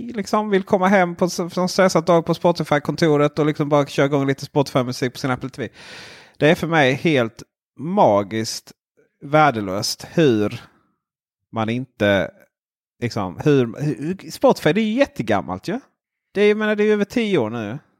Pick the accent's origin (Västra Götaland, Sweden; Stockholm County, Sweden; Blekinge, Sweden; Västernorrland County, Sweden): Blekinge, Sweden; moved away; also born or lived in Växjö; jag kom ju från Blekinge